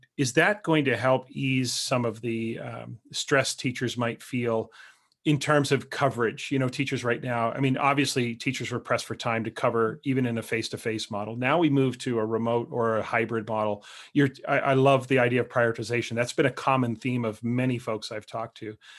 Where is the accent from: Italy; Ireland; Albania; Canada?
Canada; as a Canadian, but I spend a lot of time in the United States